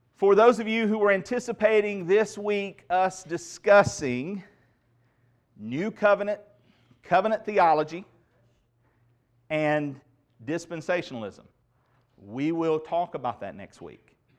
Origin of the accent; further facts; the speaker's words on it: United States; I cherish the freedoms that I have as an American citizen